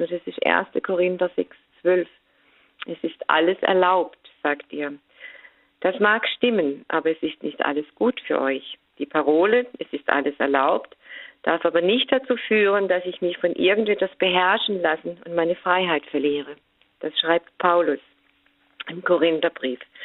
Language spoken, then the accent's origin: German; Germany; bei uns in Deutschland